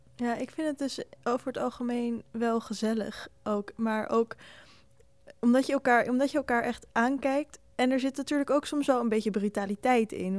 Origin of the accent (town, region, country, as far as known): Netherlands